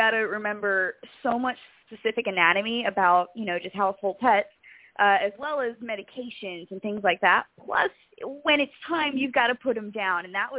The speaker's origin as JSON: {"language": "English", "town": "Charlotte", "region": "North Carolina", "country": "United States", "tie": "born or raised there", "said": "You know, life was always interesting. You know, there was a lake, so in the summer, if you weren't at summer camp, you were somewhere on the lake."}